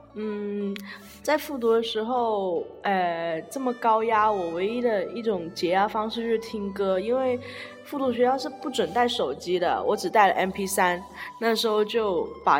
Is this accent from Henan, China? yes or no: no; Guangzhou, Guangdong, China; 我是来自粤A的